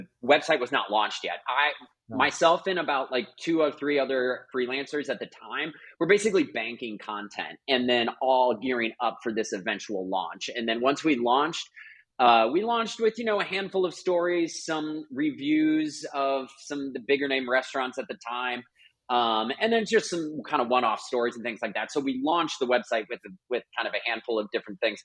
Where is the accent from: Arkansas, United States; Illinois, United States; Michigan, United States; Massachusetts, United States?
Illinois, United States; Chicago; moved away as an adult; now in Los Angeles, United States; I grew up in the Chicago area, but I have lived in LA for about 16 years now, full time